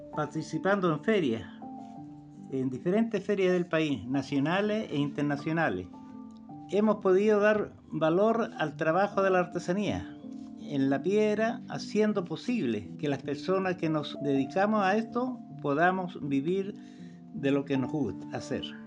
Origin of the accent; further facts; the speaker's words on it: Combarbalá, Coquimbo, Chile; Yo nací acá en Comarolá eh, y soy nacido y criado en este lugar.